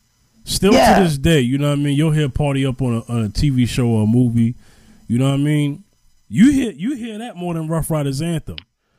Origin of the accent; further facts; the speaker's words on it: New York, United States; I remember just growing up in New York